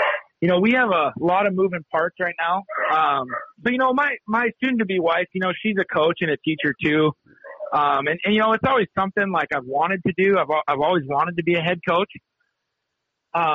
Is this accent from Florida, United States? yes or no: no; Missoula, Montana, United States; moved away as an adult; also born or lived in Havre, Montana; now in Kalispell, United States; I'm actually originally from Missoula. So I grew up in Missoula